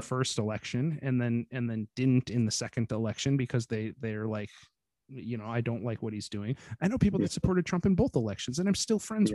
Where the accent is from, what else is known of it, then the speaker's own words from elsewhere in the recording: United States; I can honestly recall feeling ashamed of being American